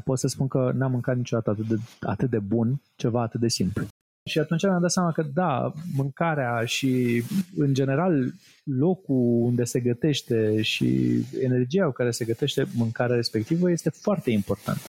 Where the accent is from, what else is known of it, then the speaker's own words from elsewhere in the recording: Romania; noi ca români